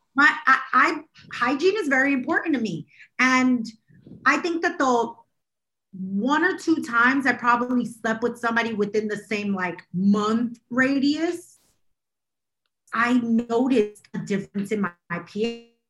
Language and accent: English; New York City, New York, United States; I'm from Brooklyn